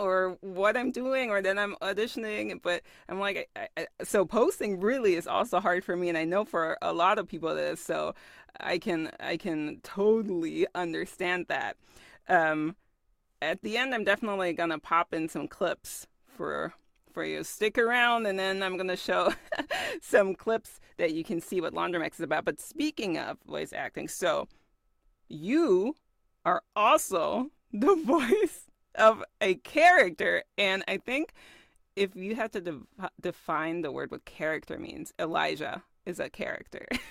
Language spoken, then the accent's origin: English; Germany; I was born and raised in Germany